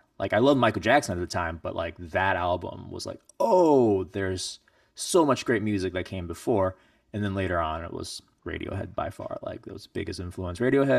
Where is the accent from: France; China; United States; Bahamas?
China; born there; I was born in China a long, long time ago